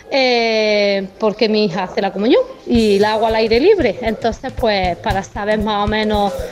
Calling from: Granada, Andalusia, Spain; Buenos días, soy madre de Granada.

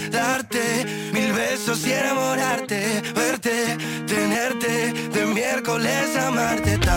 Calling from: Córdoba, Andalusia, Spain; de Córdoba. Mañana no hay cole en Córdoba

